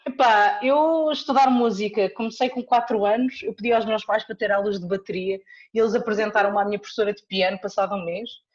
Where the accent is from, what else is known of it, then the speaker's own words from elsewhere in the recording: Lisbon, Portugal; nasci em Lisboa